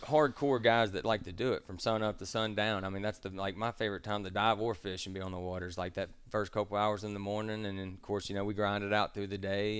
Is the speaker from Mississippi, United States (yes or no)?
yes; Star, Mississippi, United States; also born or lived in Pascagoula, Mississippi; I grew up landlocked in Starr, Mississippi, uh, nowhere near the ocean, but my, I was born in Pascagoula